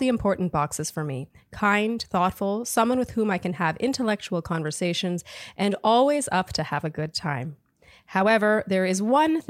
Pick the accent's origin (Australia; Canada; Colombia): Canada; Montreal, Quebec; now in San Francisco, United States; I'm a 31-year-old single female living in San Francisco, but I'm from Montreal. Canada, shout out.